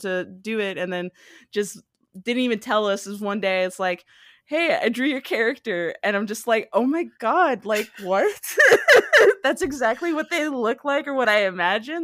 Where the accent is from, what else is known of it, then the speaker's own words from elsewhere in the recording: Hawaii, United States; moved away as an adult; now in Los Angeles, United States; I was born and raised in, uh, Hawaii